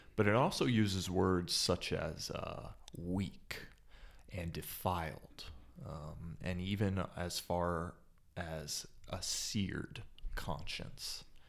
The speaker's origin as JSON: {"language": "English", "town": "Dallas", "region": "Texas", "country": "United States", "tie": "born or raised there", "also_born_or_lived": "Gettysburg, Pennsylvania", "moved": "as an adult", "lives_now": "Fort Collins, United States", "said": "I grew up in the Dallas area, which is maybe considered the Bible Belt."}